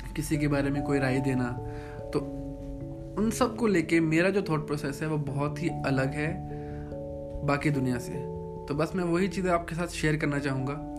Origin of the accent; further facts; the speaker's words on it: Chamba, Himachal Pradesh, India; मैं चंबा का रहने वाला हूँ चंबा हिमाचल प्रदेश का एक बहुत ही छोटा सा सिटी है